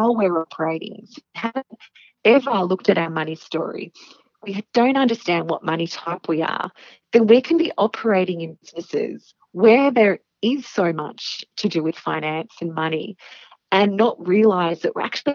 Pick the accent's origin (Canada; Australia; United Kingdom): Australia; Penrith, New South Wales; also born or lived in Blacktown, New South Wales; now in Blue Mountains, Australia; I am a pure Western Sydney Bogan. So I was born in Blacktown Hospital in the western suburbs of Sydney and then grew up in Penrith